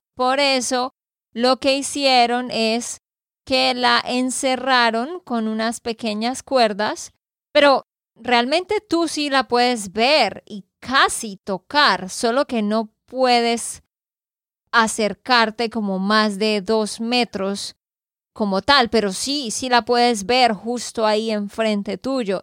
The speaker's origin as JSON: {"language": "Spanish", "region": "Santander", "country": "Colombia", "said": "de Santander, Colombia"}